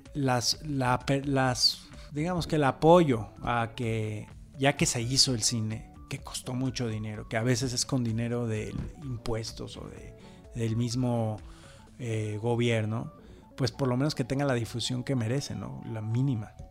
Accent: Mexico; identificarnos como, mexicanos

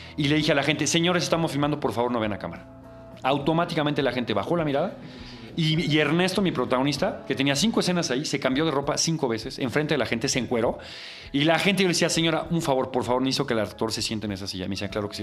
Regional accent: Mexico City, Mexico; yo crecí en Coyoacán y agarraba el metro y me iba.

